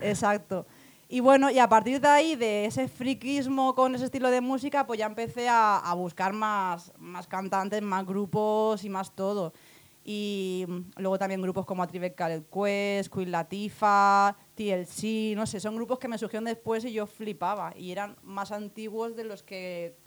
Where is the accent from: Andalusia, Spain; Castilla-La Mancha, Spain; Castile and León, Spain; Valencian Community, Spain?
Valencian Community, Spain; Alicante; nací en Alicante